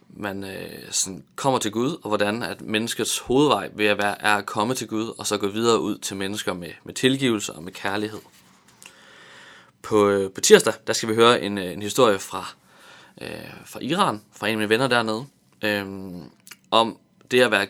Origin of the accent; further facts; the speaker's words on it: Tanzania; Jeg voksede op i Tanzania i Østafrika, {S1} ja. hvor mine {S2} forældre de var missionærer for Luthers Mission